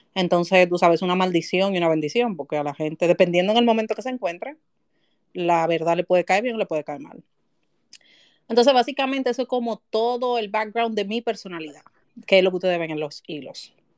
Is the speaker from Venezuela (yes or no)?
no; Santo Domingo, Distrito Nacional, Dominican Republic; Yo nací en el barrio La Ciénaga, de, por ahí por donde está la Marina de Guerra, en un patio, donde yo recuerdo que era un baño para como 14 familias